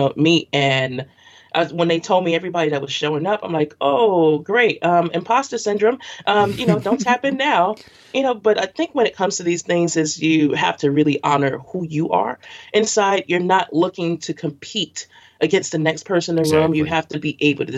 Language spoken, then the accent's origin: English; New York City, New York, United States; I grew up in Brooklyn all of my life, and I'm a Bed-Stuy, East New York, and Crown Heights girl